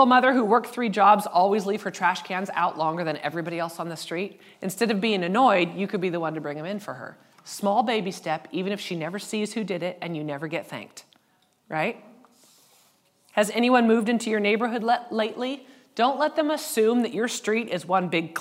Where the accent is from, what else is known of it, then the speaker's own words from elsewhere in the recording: United States; we're white and we're from the States